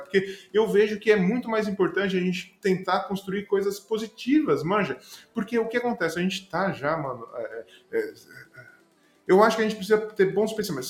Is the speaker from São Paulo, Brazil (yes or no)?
yes; Juquitiba, São Paulo, Brazil; moved away; voltar pra Juquitiba, lá de onde eu vim, mato